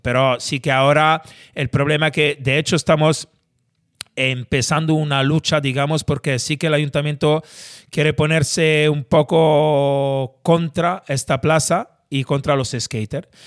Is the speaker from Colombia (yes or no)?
no; Italy; moved away as an adult; now in Spain; siendo italiano